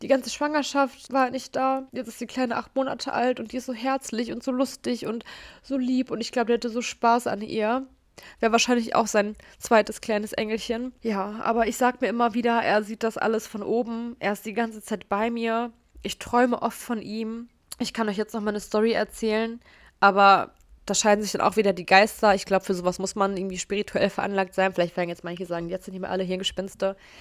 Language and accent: German; Gelsenkirchen, North Rhine-Westphalia, Germany; ich hatte als kleines Kind immer eine Dauerkarte für die Zoom-Erlebniswelt, ehemals Ruhrzoo, falls ihr den kennt, hier bei uns in Gelsenkirchen